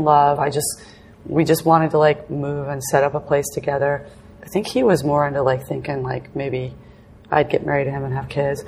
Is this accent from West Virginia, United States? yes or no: no; Florida, United States; moved away as an adult; also born or lived in England; now in Los Angeles, United States; I was born in England, and I moved to Florida when I was 9